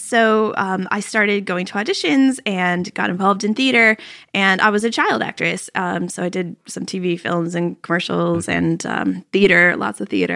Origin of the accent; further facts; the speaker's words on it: Virginia, United States; also born or lived in Pittsburgh; I was born in Pittsburgh, Pennsylvania, but I was raised right outside Washington, D.C. in Virginia.